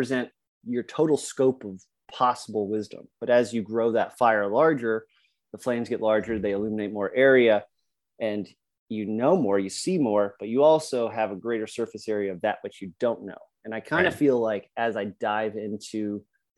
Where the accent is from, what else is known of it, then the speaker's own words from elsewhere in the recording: Colorado, United States; moved away as an adult; now in Virginia, United States; I grew up in Colorado, loving the outdoors